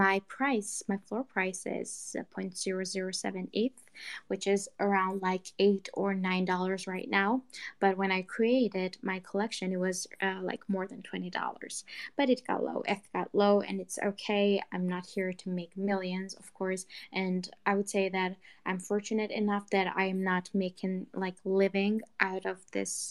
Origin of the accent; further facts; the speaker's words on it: Georgia; I am 20 years old from Georgia, but not the state in the U.S. There's actually a country, Georgia